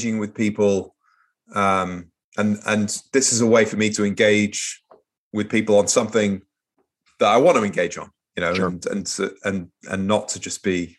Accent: Manchester, North West England, United Kingdom; moved away as an adult; also born or lived in Portsmouth, England; I grew up in Manchester, an industrial city in northwest of England

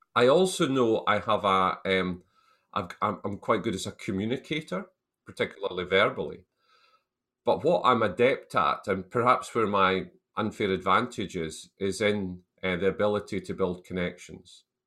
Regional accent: Selkirk, Scotland, United Kingdom; I was brought up in the Scottish borders town of Selkirk, which is a town of about five thousand, six thousand people, about forty miles south of Edinburgh

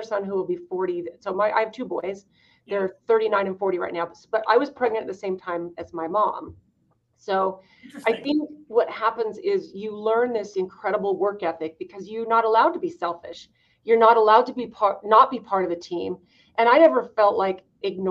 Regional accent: Idaho, United States; I grew up in Idaho

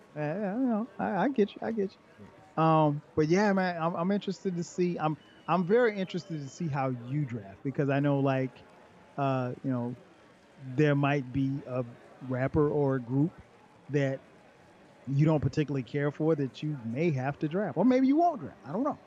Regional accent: the South, United States; I'm from the South

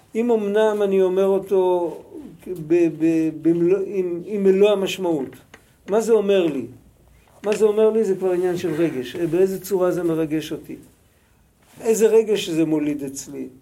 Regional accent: Israel; אנחנו ישראלים, אנחנו דוברי עברית

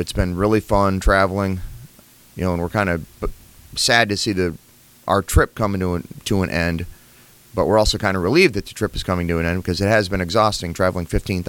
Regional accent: La Crosse, Wisconsin, United States; But we're in Illinois, and we're about to actually head up to Wisconsin, to my hometown of La Crosse, Wisconsin, for Oktoberfest.

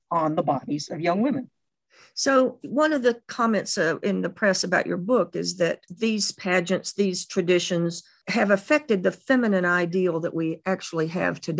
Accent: Jackson, Mississippi, United States; born or raised there

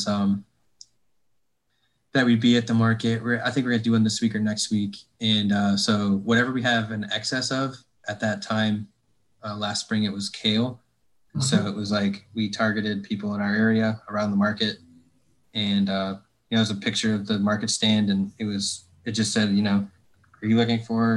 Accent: Northwest Ohio, United States; now in North Carolina, United States; where I grew up in Northwest Ohio

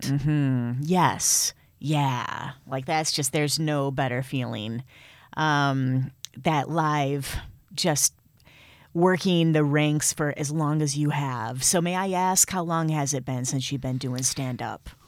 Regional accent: Michigan, United States; accent: Midwest; moved away; also born or lived in New York; I have a, a Midwest accent. It's pretty obvious. I'm, I'm Michigan through and through.

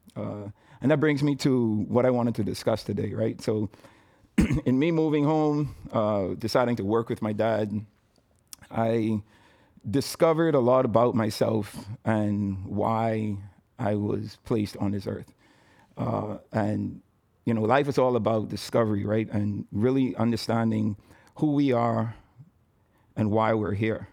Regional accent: Nassau, New Providence, Bahamas; I was born and raised in Nassau, Bahamas

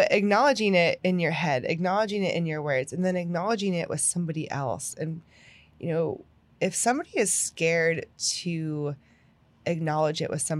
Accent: Pennsylvania, United States; moved away; I'm from Pennsylvania.

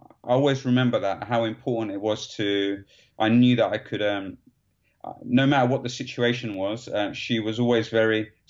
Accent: London, United Kingdom; I grew up in East London

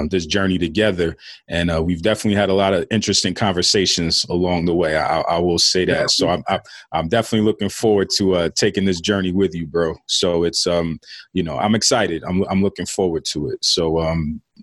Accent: New York City, New York, United States; I'm a Queens guy myself.

